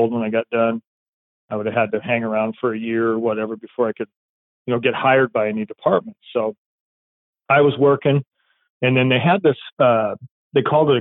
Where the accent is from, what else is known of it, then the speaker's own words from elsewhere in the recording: Spokane, Washington, United States; also born or lived in Pierce County, Washington; I grew up on the eastern part of the state. I grew up in Spokane.